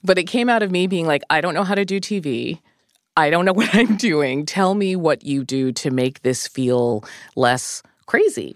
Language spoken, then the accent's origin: English; outside of Boston, Massachusetts, United States; I grew up outside of Boston